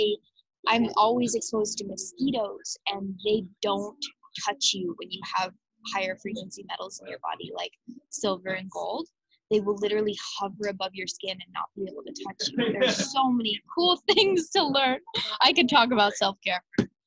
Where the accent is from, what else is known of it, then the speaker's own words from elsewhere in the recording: Arizona, United States; moved away as an adult; now in Hawaii, United States; I'm 7th generation native Arizonan